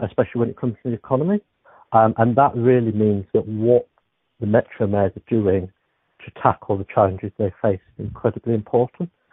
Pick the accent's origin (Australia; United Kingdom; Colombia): United Kingdom; Beverley, Yorkshire and the Humber; I'm from Beverley, which is just outside Hull